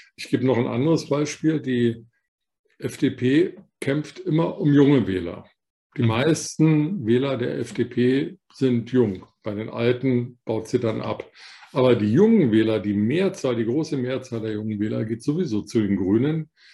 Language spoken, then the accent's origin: German; West Germany, Germany; weil ich selber einer bin, ein Westdeutscher